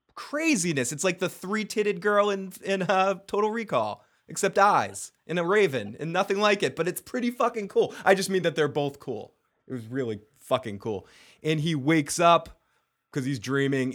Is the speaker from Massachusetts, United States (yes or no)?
yes; Massachusetts, United States; I am a bastard from Massachusetts